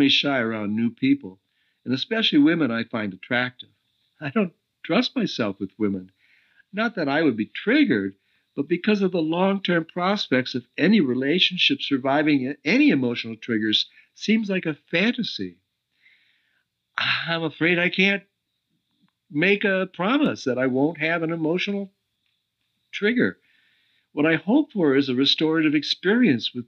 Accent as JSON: {"language": "English", "country": "United States", "also_born_or_lived": "Oregon", "moved": "as an adult", "lives_now": "Costa Rica"}